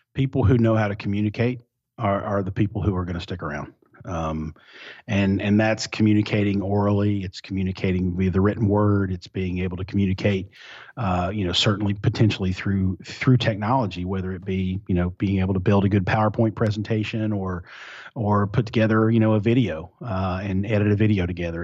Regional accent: Eastern Kentucky, United States; also born or lived in Louisville, Kentucky; I grew up in Eastern Kentucky

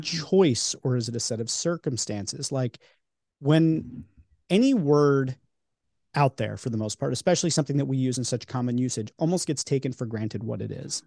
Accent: New York, United States; now in Philadelphia, United States; I grew up in New York and live in Philly

